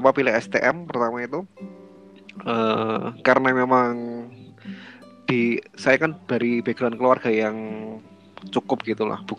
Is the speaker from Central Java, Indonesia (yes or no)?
yes; Klaten, Central Java, Indonesia; karena karena aku dari Klaten kan mungkin akan habis untuk ongkos ongkos apa namanya kos makan